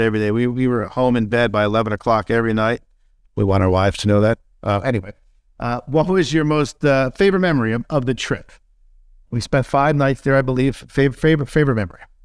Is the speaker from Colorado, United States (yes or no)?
no; New Jersey, United States; I'm from Jersey too.